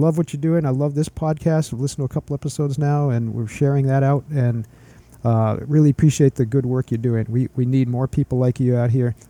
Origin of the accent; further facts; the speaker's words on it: Maine, United States; accent: Maine; my main accent